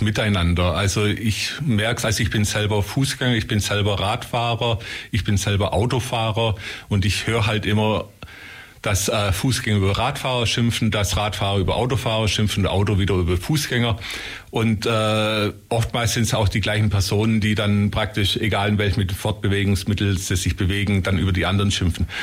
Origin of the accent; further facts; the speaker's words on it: Ulm, Baden-Württemberg, Germany; weil ich bin in Ulm groß geworden